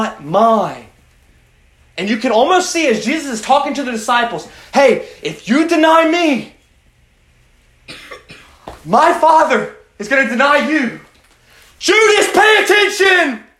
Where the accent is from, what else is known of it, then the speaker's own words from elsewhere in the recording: United States; as American Christians